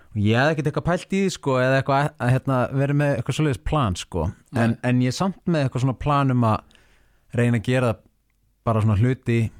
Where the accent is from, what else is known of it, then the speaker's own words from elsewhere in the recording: Seltjarnarnes, Capital Region, Iceland; ég ólst upp á Seldirnissi